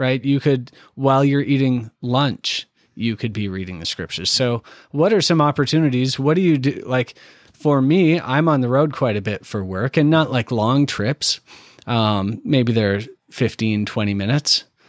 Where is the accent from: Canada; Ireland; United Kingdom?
Canada; now in Indianapolis, United States; I'm from Canada